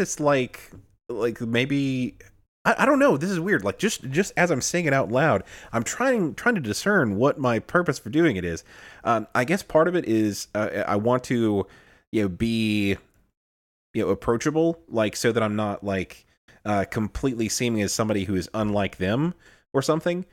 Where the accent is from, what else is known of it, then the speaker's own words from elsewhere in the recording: Illinois, United States; now in Alabama, United States; I'm from the north, uh, I was born in Illinois, um, came to Alabama, and, uh, didn't, didn't necessarily, like, pick up the, the Southern drawl that much